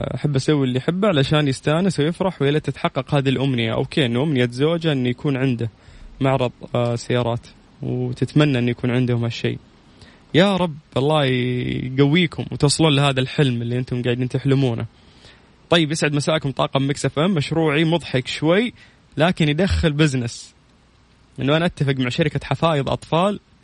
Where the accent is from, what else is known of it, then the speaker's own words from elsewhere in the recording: Saudi Arabia; عندنا في السعودية